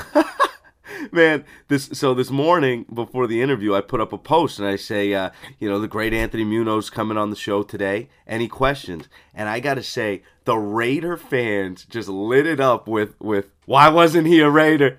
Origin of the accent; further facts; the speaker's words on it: East Coast, United States; I grew up on the East Coast